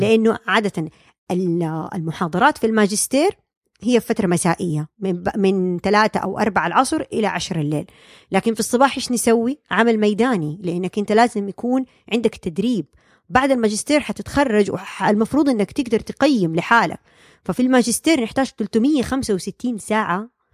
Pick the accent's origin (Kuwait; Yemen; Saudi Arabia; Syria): Saudi Arabia; moved away as an adult; now in United States; عندنا في السعودية